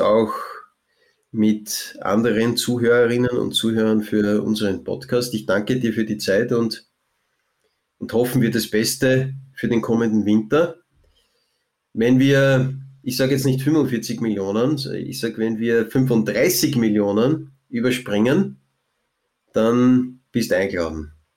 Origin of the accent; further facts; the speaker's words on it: Lower Austria, Austria; bei uns in Niederösterreich